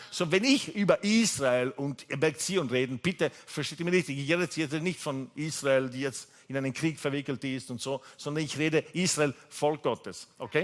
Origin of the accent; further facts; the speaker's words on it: Italy; German is a second language; also born or lived in England / Austria; now in Vienna, Austria; ich komme ursprünglich aus Italien. Ich bin aufgewachsen mit einer französischen Mama